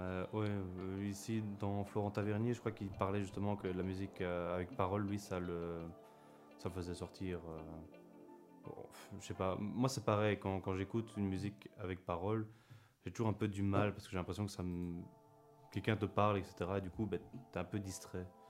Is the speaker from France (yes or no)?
no; Belgium